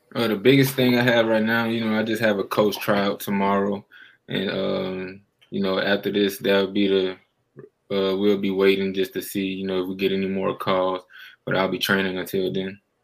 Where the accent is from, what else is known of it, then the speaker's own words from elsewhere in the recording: New Orleans, Louisiana, United States; being from New Orleans, that's my hometown